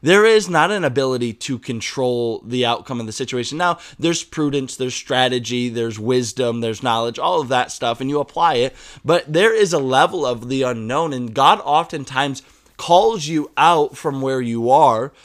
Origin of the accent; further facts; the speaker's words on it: United States; accent: American English; my American English